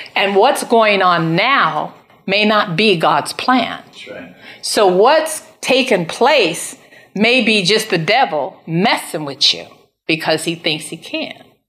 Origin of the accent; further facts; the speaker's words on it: United States; I'm an American